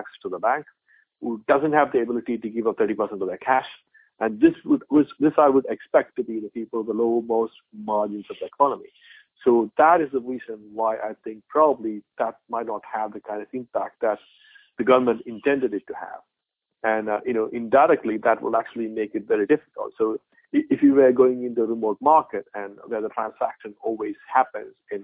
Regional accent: India; moved away as an adult; I'm an Indian. I was born in India. I spent, the whole of my teens and early 20s in India.

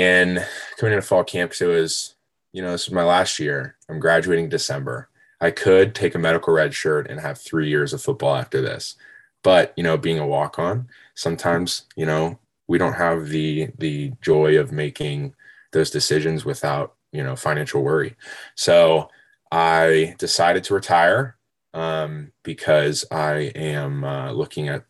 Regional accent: Worthington, Ohio, United States; So I am from Worthington, Ohio, about 15 minutes north of campus.

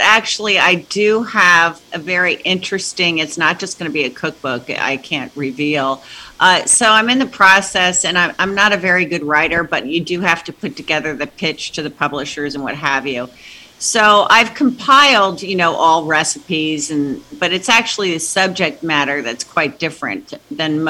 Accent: New Jersey, United States; I was raised in Jersey, because my dad was based out of Kennedy Airport

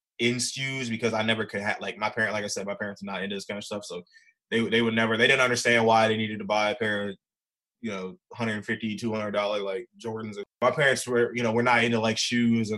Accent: Baltimore, Maryland, United States; also born or lived in Philadelphia; So I pretty much grew up in Baltimore. I was actually born in Philly first, but I moved out here when I was like seven

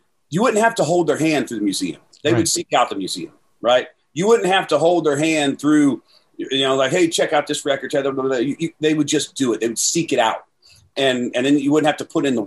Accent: Southern Indiana, United States; we're from Southern Indiana

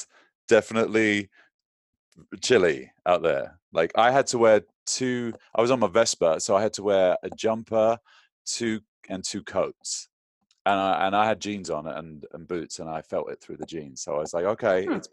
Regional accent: London, United Kingdom; now in United States; growing up in London, in England

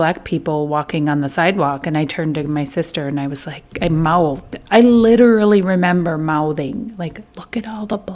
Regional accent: Iowa, United States; I grew up in Iowa.

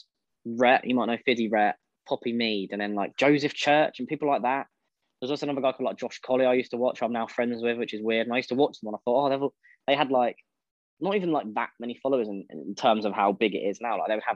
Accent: East of England, United Kingdom; I'm 23 years old, and I'm from Essex.

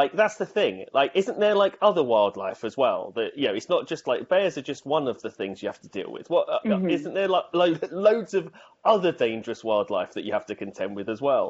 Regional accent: United Kingdom; as a British person

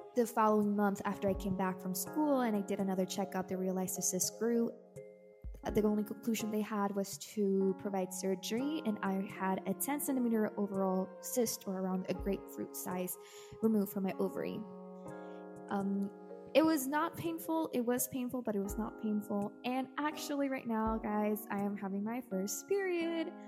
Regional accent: El Salvador; I am from El Salvador

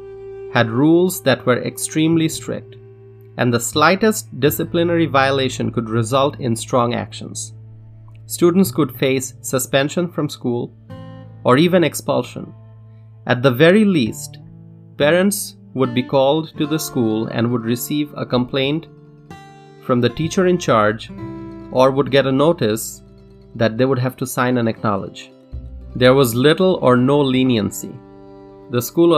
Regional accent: Dhaka, Dhaka Division, Bangladesh; moved away as an adult; also born or lived in Madison, Wisconsin; now in United States; I am an immigrant. I was born and raised in Dhaka, Bangladesh, in South Asia.

